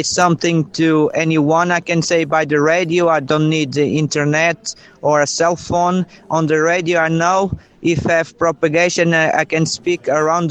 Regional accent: São Jorge, Madeira, Portugal; I'm from North Madeira Island, a place called São Jorge, near from the lighthouse.

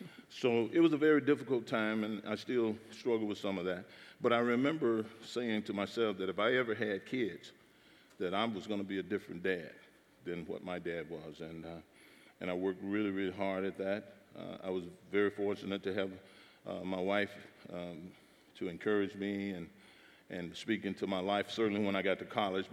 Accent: Jackson, Mississippi, United States; Growing up in Mississippi, I was born and raised there in Jackson, Mississippi

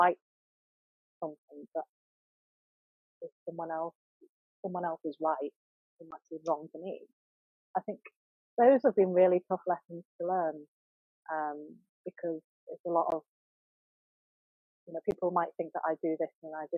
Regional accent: Yorkshire and the Humber, United Kingdom; I'm also Cantonese born. My parents are Cantonese, and I was raised in Yorkshire

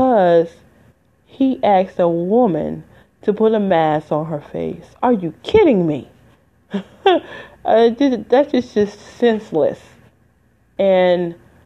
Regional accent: Detroit, Michigan, United States; moved away; I'm from Wayne County, which is 313 Detroit.

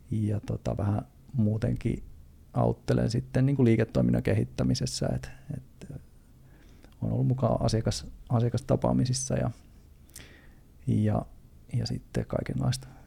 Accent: Turku, Southwest Finland, Finland; mä oon siis ihan Turusta ehkä kuuluu äänestä, niin Turusta, Turusta lähtöisin

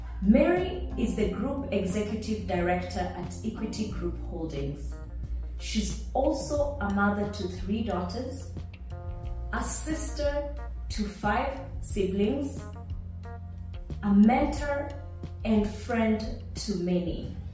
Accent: Nairobi, Kenya; I was raised in Nairobi, in one of the suburbs that people would consider to be a leafy suburb.

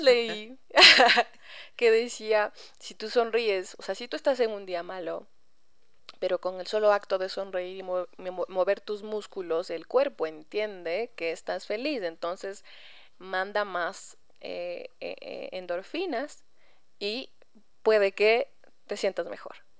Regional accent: Ecuador; moved away as an adult; me fui del Ecuador, eh, como quien dice, sin la gracia de mis padres o de mi familia

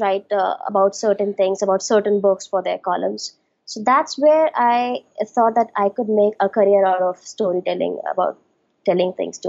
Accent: Chunar, Uttar Pradesh, India; also born or lived in Varanasi; So I was born in Banaras, but was brought up in a small town called Chunar, which is like 40 kilometers away from Banaras. Okay. So I was there for like 14 years.

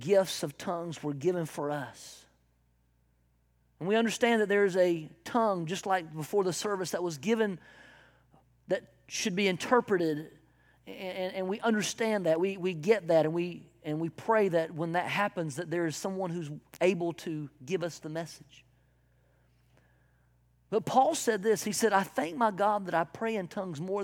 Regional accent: South Carolina, United States; I am from South Carolina in the backwoods

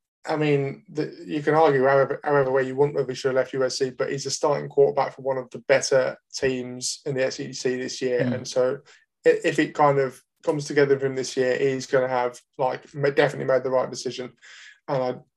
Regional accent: Birmingham, West Midlands, United Kingdom; I'm from Birmingham, not from Essex.

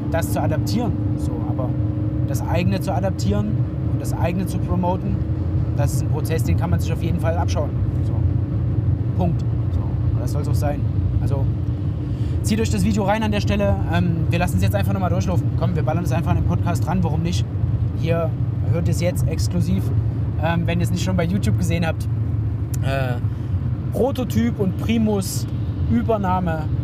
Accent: Germany; ich bin halt deutscher Jugendlicher

